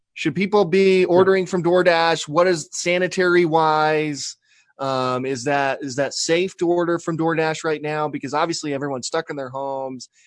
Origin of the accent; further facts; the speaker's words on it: Spanish Fork, Utah, United States; now in Salem, United States; Spanish Fork's right, right, and it's my hometown.